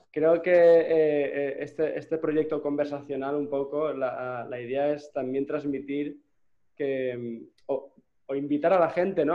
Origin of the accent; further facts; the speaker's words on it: Gandia, Valencian Community, Spain; moved away as an adult; also born or lived in Barcelona; Yo soy de Gandía